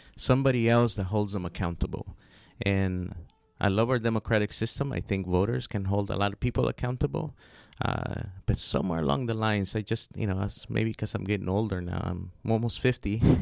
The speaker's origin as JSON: {"language": "English", "town": "Los Angeles", "region": "California", "country": "United States", "tie": "born or raised there", "also_born_or_lived": "Honduras", "said": "I grew up in South Central Los Angeles."}